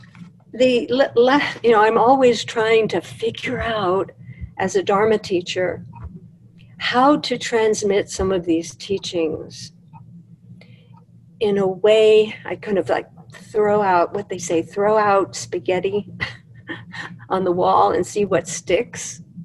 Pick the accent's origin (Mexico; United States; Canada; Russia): Russia; I'm Jewish, I'm from Russia, my grandparents are from Russia, from Austria, they lived in these parts